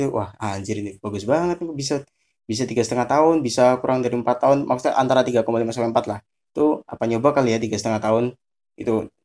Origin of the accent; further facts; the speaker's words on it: Cilacap, Central Java, Indonesia; also born or lived in Semarang; Ya, aku asli Cilacap, tapi kalau di Semarang itu aku numpang lahir.